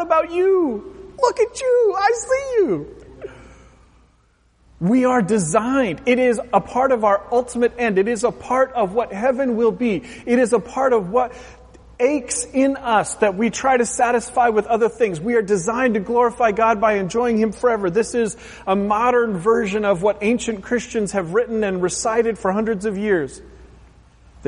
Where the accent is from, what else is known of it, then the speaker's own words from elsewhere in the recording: Pacific Northwest, Oregon, United States; growing up in the Pacific Northwest, an hour or so from the Pacific Ocean